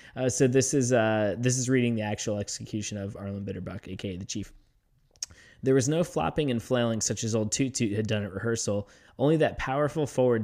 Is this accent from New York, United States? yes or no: no; Florida, United States; It's sort of where Flieger and I grew up in near Tampa.